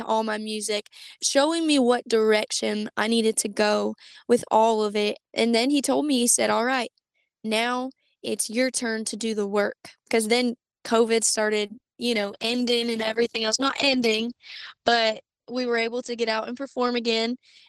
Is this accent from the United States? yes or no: yes; Beaumont, Texas, United States; also born or lived in Georgia / North Carolina; So I was born in Beaumont, Texas. I've moved 14 times in my entire life.